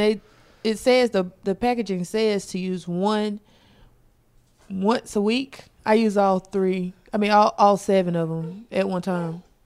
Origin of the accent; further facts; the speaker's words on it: South Carolina, United States; moved away; I'm from South Carolina originally